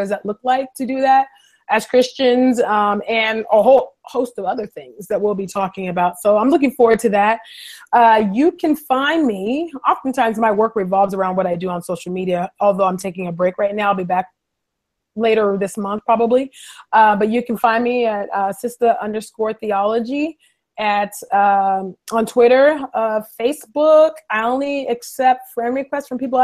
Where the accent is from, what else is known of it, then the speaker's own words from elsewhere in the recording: California, United States; moved away as an adult; now in Philadelphia, United States; I was born in California, West Side. So California, I've been in Philly for almost 5 years